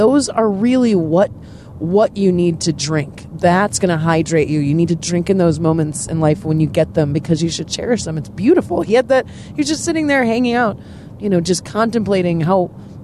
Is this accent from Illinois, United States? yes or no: yes; Des Plaines, Illinois, United States; also born or lived in Chicago, Illinois; now in San Diego, United States; I'm originally from Chicago, like born and raised